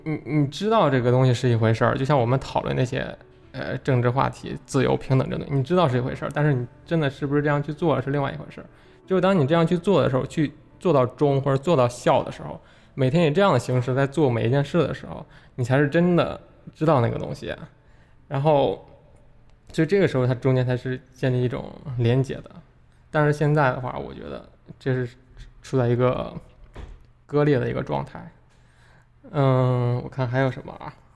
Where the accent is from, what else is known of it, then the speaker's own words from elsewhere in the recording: China; 我们，中国人